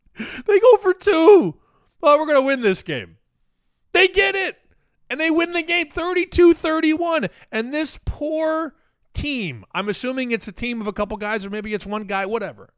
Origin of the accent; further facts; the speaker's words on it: Chicago, Illinois, United States; moved away as an adult; also born or lived in Las Vegas; now in Boston, United States; My entire life I spent in Chicago with a, a detour in Vegas back to Chicago